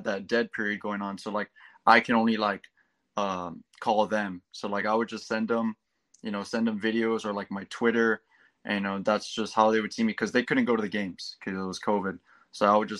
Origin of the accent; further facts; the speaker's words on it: Laredo, Texas, United States; I'm from Laredo, Texas. I go to John B. Alexander High School